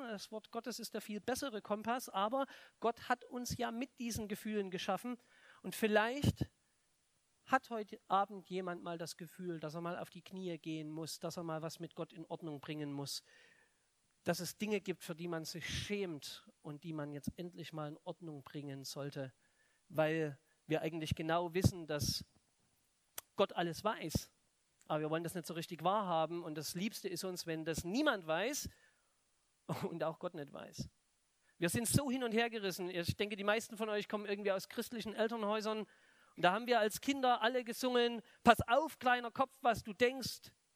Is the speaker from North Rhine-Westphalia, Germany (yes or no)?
no; Plauen, Saxony, Germany; moved away; bei uns in der Stadt, in Plauen, im Vogtland, wo ich herkomme